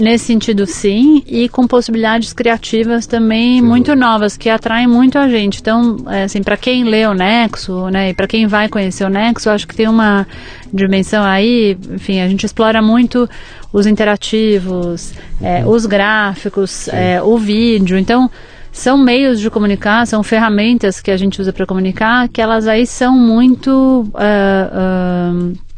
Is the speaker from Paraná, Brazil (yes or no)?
no; São Paulo, Brazil; also born or lived in Lagos, Nigeria; Eu nasci aqui em São Paulo. Paulista mesmo. É, cresci aqui, enfim, vivi a maior parte da minha vida aqui. Morei um pouco fora do Brasil.